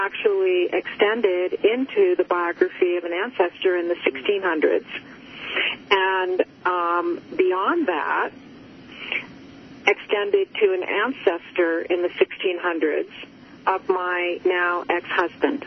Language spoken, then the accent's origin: English; Cape Cod, Massachusetts, United States; I grew up on Cape Cod